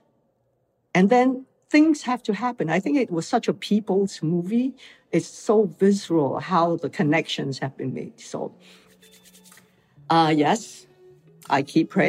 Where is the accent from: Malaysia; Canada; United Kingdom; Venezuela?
Malaysia; moved away as an adult; also born or lived in Hong Kong; now in United States; I came from Malaysia, where I grew up